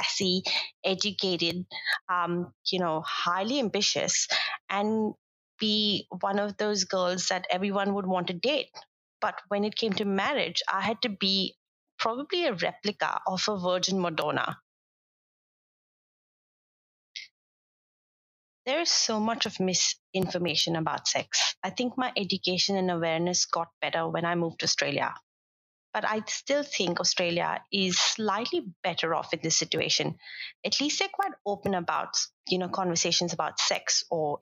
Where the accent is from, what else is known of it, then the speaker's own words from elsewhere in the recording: India; As an Indian woman